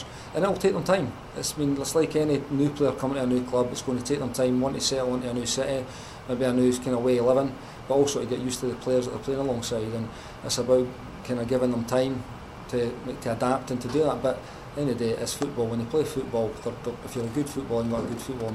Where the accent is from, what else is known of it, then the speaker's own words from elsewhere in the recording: Scotland, United Kingdom; as a Scottish lad